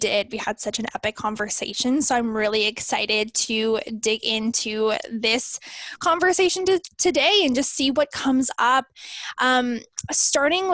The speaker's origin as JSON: {"language": "English", "region": "Southern Saskatchewan", "country": "Canada", "said": "I'm from Southern Saskatchewan, Canada."}